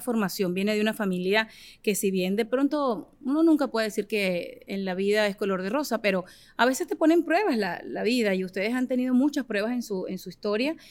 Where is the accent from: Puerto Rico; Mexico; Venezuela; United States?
Venezuela; yo soy de Venezuela